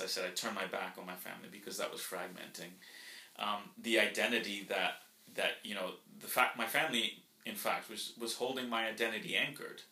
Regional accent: Florida, United States; first language Spanish; English is a second language; also born or lived in Colombia; we grew up in in Florida

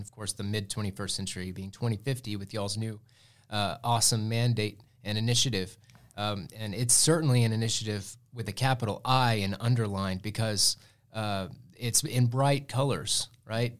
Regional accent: Muleshoe, Texas, United States; moved away; I grew up in Milshu, and, uh, we had Tolk Station, the big coal plant

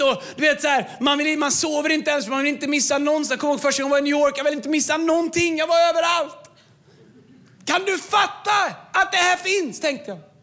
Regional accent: Tidaholm, Västra Götaland, Sweden; moved away; also born or lived in Falköping; Jag kom från Tidaholm. Jag nästan aldrig varit utanför 70-skyltarna

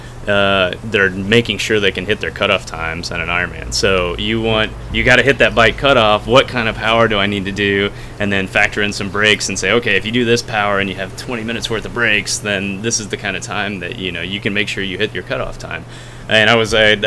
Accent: Texas, United States; I'm from Texas

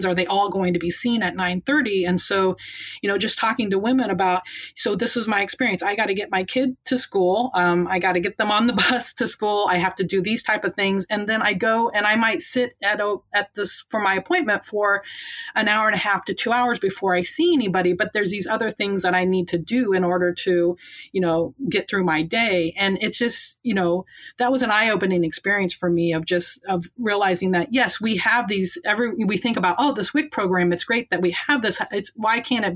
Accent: Indiana, United States; moved away as an adult; also born or lived in Baltimore, Maryland; now in Chicago, United States; growing up in Indiana is like, you know, I grew up in these small towns where everybody knew you

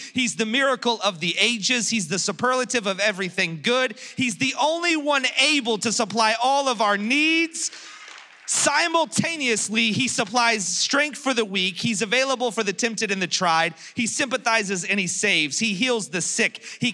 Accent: Philadelphia, Pennsylvania, United States; I'm from Philadelphia, Pennsylvania.

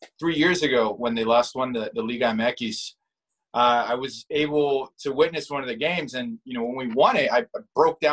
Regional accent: Guadalajara, Jalisco, Mexico; also born or lived in Montebello, California; now in Los Angeles, United States; I was born in Guadalajara, I was born into it

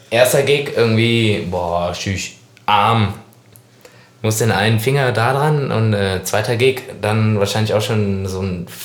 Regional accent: Cologne, North Rhine-Westphalia, Germany; Also stand ich komme ja aus Poll, Köln-Poll.

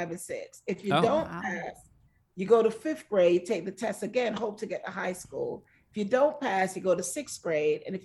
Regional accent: Jamaica; now in United States; I grew up on an island. I grew up in Jamaica

